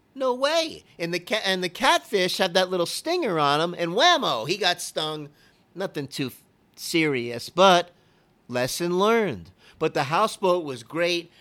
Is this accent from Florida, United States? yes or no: yes; Fort Lauderdale, Florida, United States; also born or lived in Naples, Florida; growing up in Lauderdale, not just the, uh, the Marina Bay and the houseboat and all, but the whole atmosphere was wild.